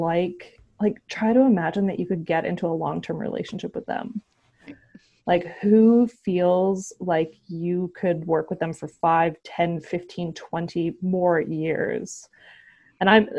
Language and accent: English; Canada; being Canadian